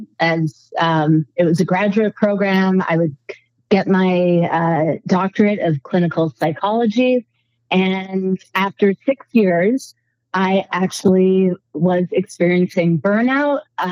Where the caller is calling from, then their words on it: Colorado, United States; I am calling from not just Colorado, but a dirt road off of a dirt road on a farm in Colorado.